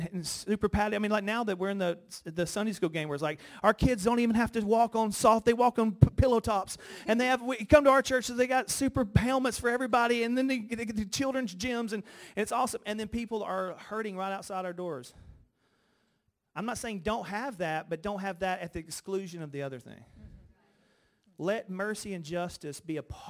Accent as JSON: {"language": "English", "region": "Alabama", "country": "United States", "tie": "born or raised there", "also_born_or_lived": "Los Angeles", "moved": "as an adult", "lives_now": "New York, United States", "said": "I grew up in Alabama"}